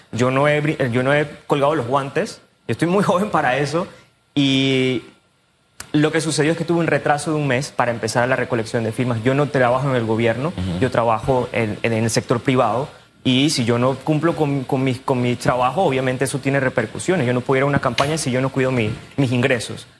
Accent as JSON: {"language": "Spanish", "town": "David", "region": "Chiriquí", "country": "Panama", "tie": "born or raised there", "moved": "yes", "said": "yo soy de David, yo soy de Chiqui. A mí me da mucha lástima ir a mi, a mi ciudad, donde yo nací, donde crecí"}